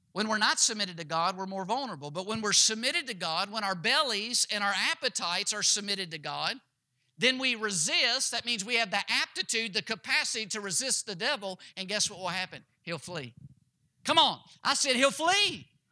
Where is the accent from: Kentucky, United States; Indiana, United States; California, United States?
Kentucky, United States; my home state I was born in, the state of Kentucky